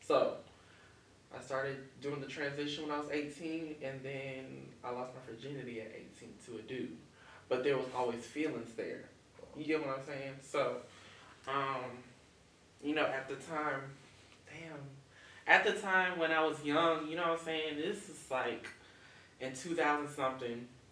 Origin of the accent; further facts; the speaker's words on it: Pensacola, Florida, United States; I'm from Pensacola, Florida.